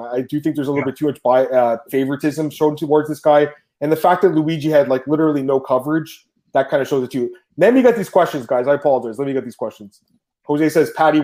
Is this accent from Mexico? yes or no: no; Canada; I'm Canadian